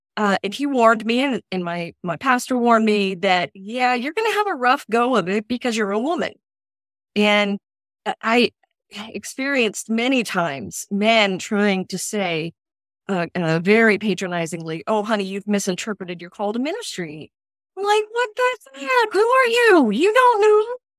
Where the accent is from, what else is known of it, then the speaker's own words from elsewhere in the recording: Indianapolis, Indiana, United States; moved away as an adult; also born or lived in Eastern Kentucky; I was born and raised in Indianapolis, and then for college, I moved to Eastern Kentucky